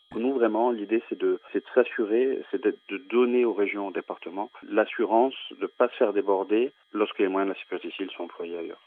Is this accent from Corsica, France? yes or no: yes; Corsica, France; je suis corse d'origine